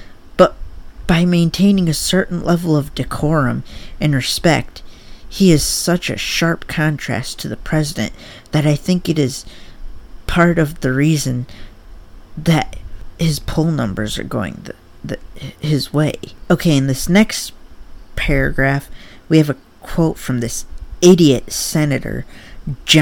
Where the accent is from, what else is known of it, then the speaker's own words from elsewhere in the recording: Michigan, United States; I'm from Michigan